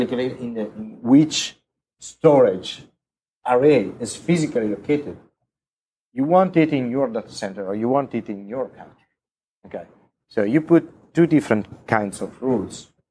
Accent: Italy; I come from Italy

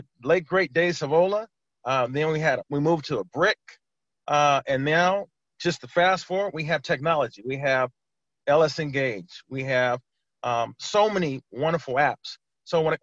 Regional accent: California, United States; moved away as an adult; now in Maryland, United States; I'm originally from California

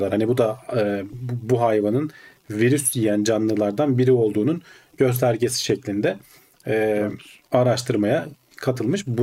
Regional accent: Turkey; Türkiye'de doğmuşuz.

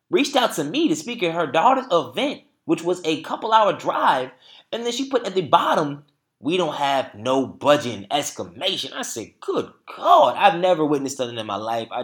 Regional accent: Durham, North Carolina, United States; We in my hometown, Bull City.

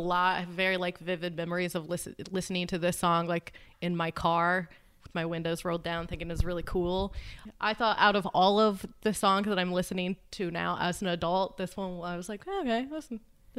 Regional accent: Indiana, United States; Yeah, I'm from Indiana. We're like, well, at least we're not Ohio.

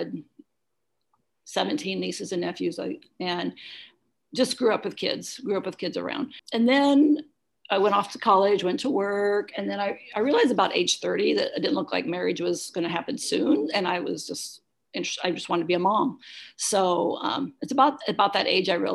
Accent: Ottumwa, Iowa, United States; also born or lived in Lawrence, Kansas; I was raised in Ottumwa

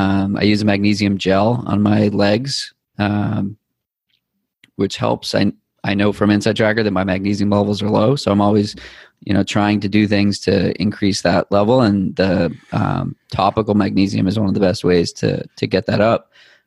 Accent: New England, United States; You can tell I'm from New England.

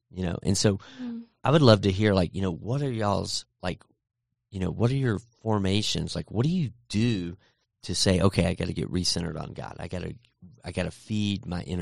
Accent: Texas, United States; I grew up in Texas where it was super hot.

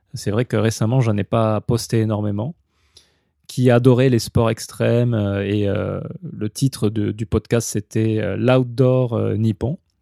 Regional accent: France; moved away as an adult; now in Japan; je suis français de toute façon, je n'ai pas été naturalisé japonais

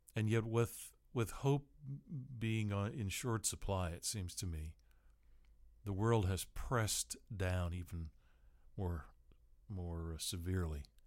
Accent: Seattle, Washington, United States; growing up in Seattle

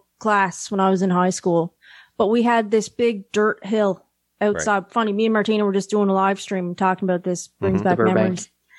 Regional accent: Nova Scotia, Canada; I have a great childhood. Like

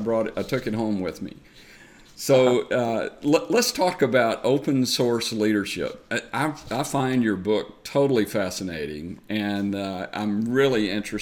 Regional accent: the South, United States; accent: Southern; my Southern accent

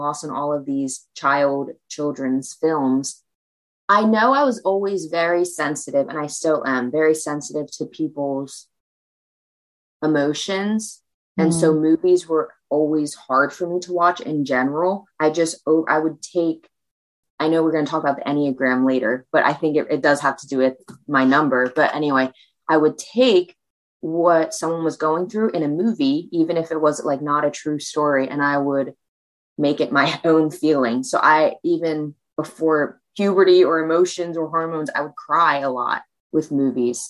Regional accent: Pennsylvania, United States; also born or lived in China; I came back to Pennsylvania.

